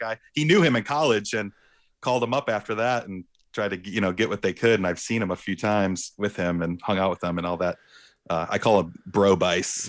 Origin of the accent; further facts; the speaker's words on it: Warren, Michigan, United States; also born or lived in Clarkston, Michigan / Chicago / Ferndale, Michigan; I was born in Warren, Warren, Michigan, and my parents In nineteen ninety-eight, decided, uh, my mom decided she wanted to build a house